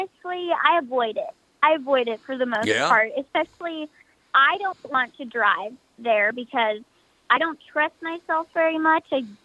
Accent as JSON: {"language": "English", "town": "Nashville", "region": "Tennessee", "country": "United States", "tie": "born or raised there", "said": "I was born here in Nashville, and I've never moved since"}